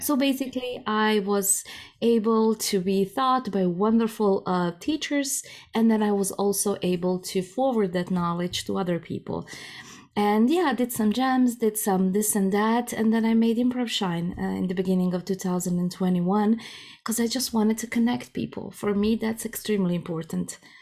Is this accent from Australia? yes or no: no; Croatia; first language Croatian; English is a second language; moved away as an adult; now in Germany; Croatian is my mother tongue